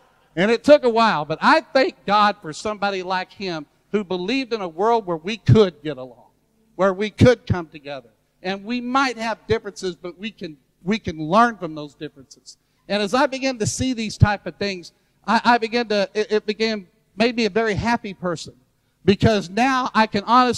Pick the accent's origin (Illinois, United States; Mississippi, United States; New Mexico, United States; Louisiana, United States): Louisiana, United States; also born or lived in Baton Rouge, Louisiana; I enjoy being a Southerner from Louisiana, where I live in Baton Rouge